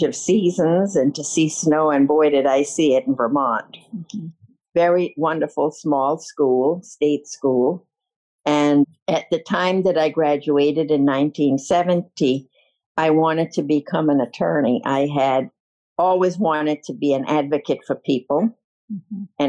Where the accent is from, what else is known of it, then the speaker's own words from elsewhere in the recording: Charlotte Amalie, U.S. Virgin Islands; I was born in St. Thomas, Virgin Islands